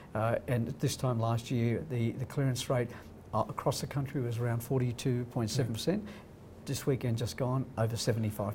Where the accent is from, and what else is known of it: Crookwell, New South Wales, Australia; born or raised there; moved away; also born or lived in Sydney